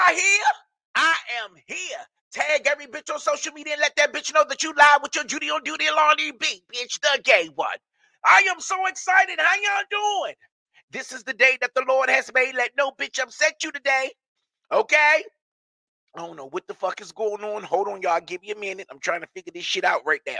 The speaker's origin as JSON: {"language": "English", "town": "Washington", "region": "District of Columbia", "country": "United States", "tie": "born or raised there", "moved": "yes", "said": "in DC in my hometown"}